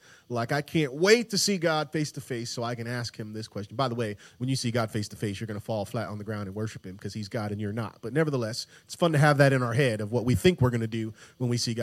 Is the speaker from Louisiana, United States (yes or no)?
no; Tampa, Florida, United States; I grew up in Tampa, Florida